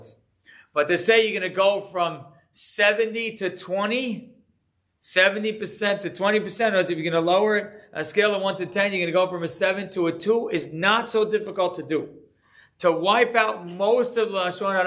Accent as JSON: {"language": "English", "town": "Deal", "region": "New Jersey", "country": "United States", "tie": "born or raised there", "said": "growing up in Deal"}